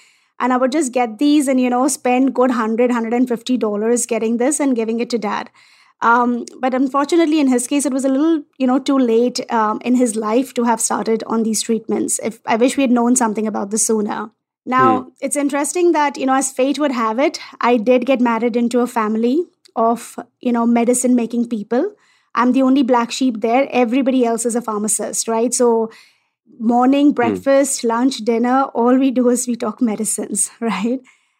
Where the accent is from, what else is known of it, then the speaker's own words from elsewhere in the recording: India; And as an Indian, I accept Ayurveda, right?